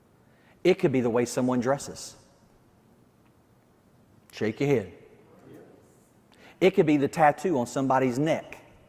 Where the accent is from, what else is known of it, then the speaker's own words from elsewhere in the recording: the South, United States; I'm from the South, so here's what I'm going to say, a Southern thing to you.